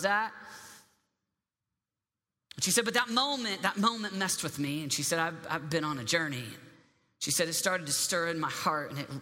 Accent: Michigan, United States; I'm from Michigan

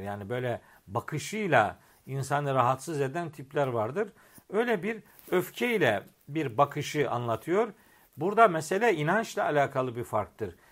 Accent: Eastern Black Sea, Black Sea Region, Turkey; Bizim oralarda çok anlatılır bu memlekette, Trabzon'da, Rize'de

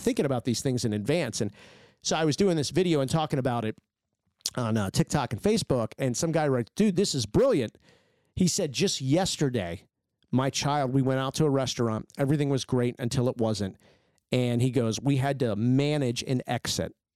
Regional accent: United States; I grew up in Washington

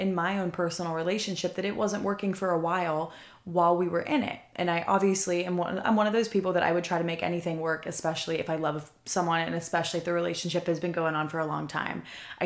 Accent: Pennsylvania, United States; moved away as an adult; now in Texas, United States; moving to a different city hours away from my hometown. So from Pennsylvania to Texas.

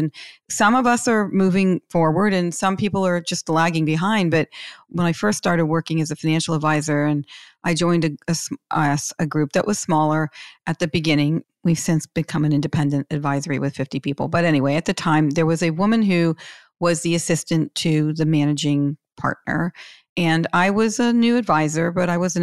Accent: Pittsburgh, Pennsylvania, United States; I'm from Pittsburgh

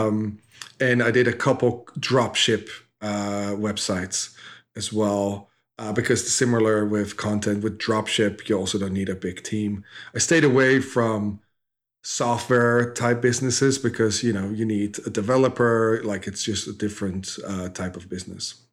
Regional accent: Netherlands; moved away as an adult; now in United States; I grew up in Holland, um, dropped out of school when I was fifteen-ish.

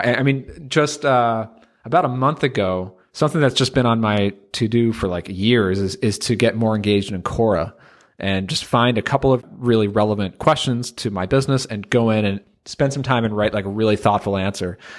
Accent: United States; being from the U.S. here

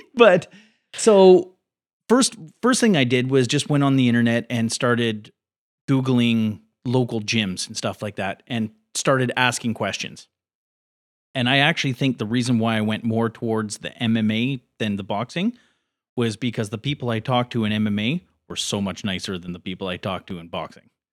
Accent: Port Coquitlam, British Columbia, Canada; also born or lived in New Westminster / Burnaby; I was born in New West, but I, I, uh, was raised in Porquitlam.

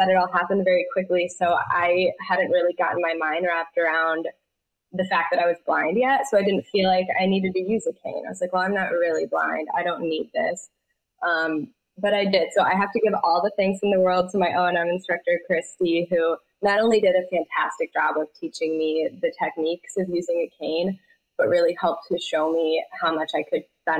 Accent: Michigan, United States; I grew up in Michigan

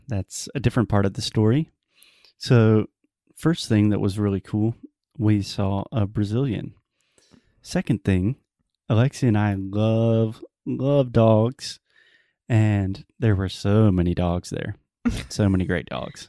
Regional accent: South Carolina, United States; the capital of my home state, of South Carolina

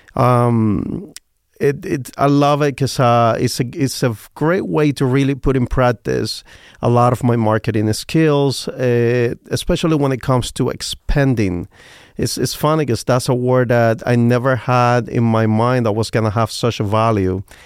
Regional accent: Cuba; English is a second language; now in Las Vegas, United States; I came, I come from Cuba

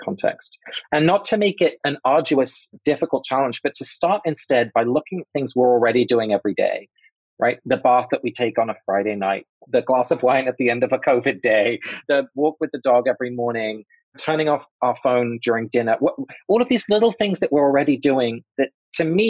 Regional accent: England, United Kingdom; I grew up in England. My parents are both Dutch, but I was born in England

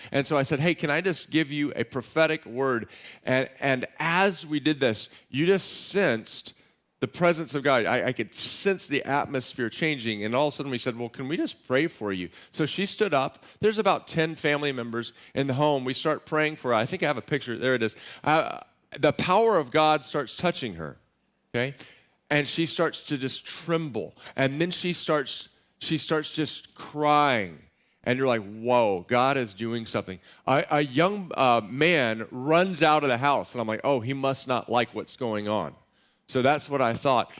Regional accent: Austin, Texas, United States; moved away; also born or lived in Waco, Texas; I grew up in Austin, Texas

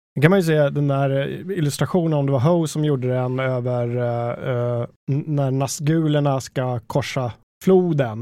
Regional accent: Danderyd, Stockholm County, Sweden; den lokala bokhandeln i Mörby centrum, där jag växte upp

